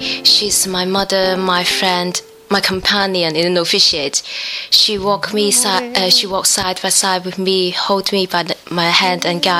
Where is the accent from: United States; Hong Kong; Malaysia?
Hong Kong; moved away; I'm originally from Hong Kong. I'm 24 and I'm a novice.